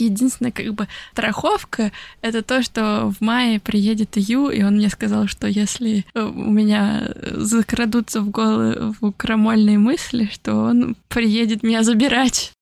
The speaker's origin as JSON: {"language": "Russian", "town": "Nizhny Novgorod", "region": "Nizhny Novgorod Oblast", "country": "Russia", "also_born_or_lived": "Italy / France", "moved": "as an adult", "lives_now": "Tokyo, Japan", "said": "я приехала в Нижний Новгород"}